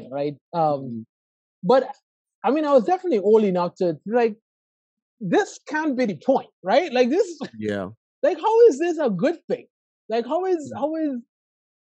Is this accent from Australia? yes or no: no; Trinidad & Tobago; moved away as an adult; also born or lived in Atlanta, Georgia; now in Miami, United States; I was born and raised in Trinidad and Tobago